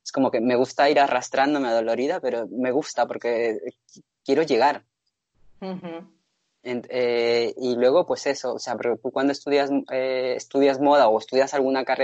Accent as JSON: {"language": "Spanish", "region": "Basque Country", "country": "Spain", "moved": "as an adult", "lives_now": "Madrid, Spain", "said": "me presenté al concurso de jóvenes diseñadores del País Vasco, porque seguía"}